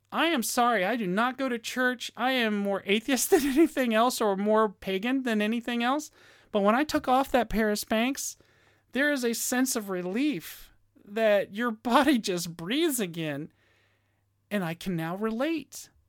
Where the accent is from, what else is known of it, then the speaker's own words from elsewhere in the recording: Virginia, United States; moved away; my home state of Virginia